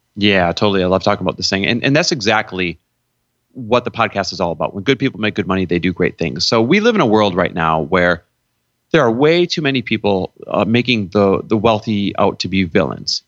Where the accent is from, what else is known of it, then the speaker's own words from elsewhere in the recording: Midwest, United States; now in California, United States; I was born and raised in the Midwest